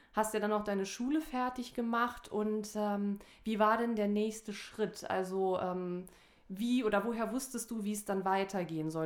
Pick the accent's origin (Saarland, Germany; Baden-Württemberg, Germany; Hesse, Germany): Saarland, Germany; ich komme ja aus dem Saarland